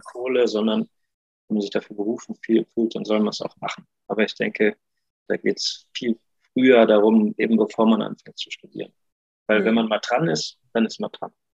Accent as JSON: {"language": "German", "town": "Neuwied", "region": "Rhineland-Palatinate", "country": "Germany", "tie": "born or raised there", "also_born_or_lived": "Cologne", "moved": "as an adult", "said": "habe ich nochmal in meiner Heimat, Heimat Weiß, Neuwied, äh, am Gymnasium gearbeitet"}